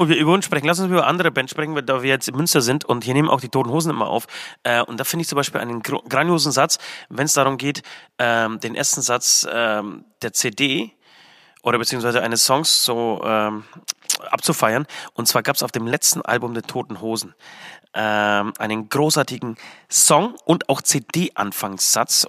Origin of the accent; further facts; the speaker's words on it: Poland; moved away; komme ich aus Polen